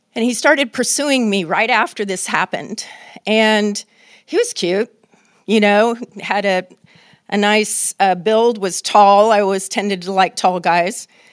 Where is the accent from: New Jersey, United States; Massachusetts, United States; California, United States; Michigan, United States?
California, United States; Oakland; living in the United States of America and growing up in Oakland